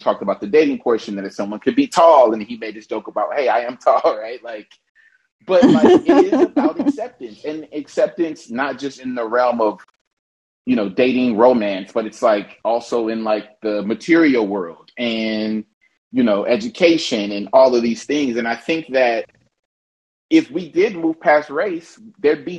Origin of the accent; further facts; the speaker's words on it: Oakland, California, United States; now in Los Angeles, United States; I'm from East Oakland. I live in Los Angeles